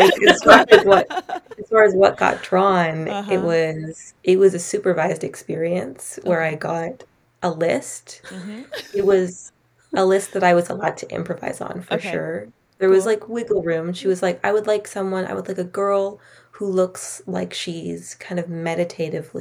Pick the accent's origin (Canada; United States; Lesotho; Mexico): Canada; Gulf Islands, British Columbia; also born or lived in Toronto, Canada; they live where we do, on the Gulf Islands, really secluded